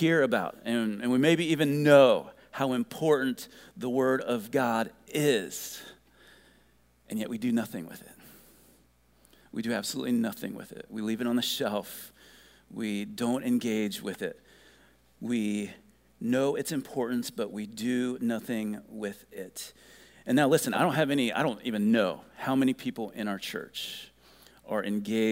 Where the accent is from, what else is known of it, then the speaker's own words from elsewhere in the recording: Ohio, United States; growing up in Ohio